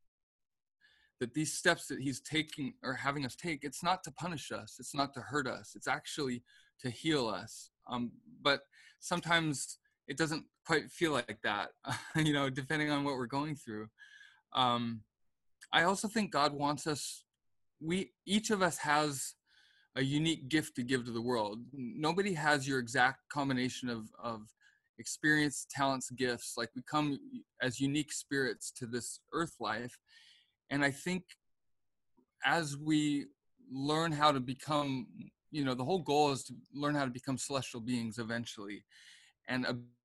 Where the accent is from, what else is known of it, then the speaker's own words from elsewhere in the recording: Seattle, Washington, United States; moved away as an adult; also born or lived in Provo, Utah; I was raised in Seattle, Washington